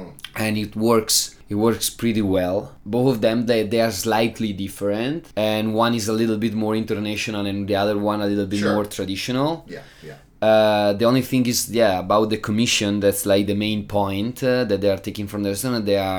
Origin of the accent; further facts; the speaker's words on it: Italy; English is a second language; moved away as an adult; now in Prague, Czech Republic; Since I'm coming from Italy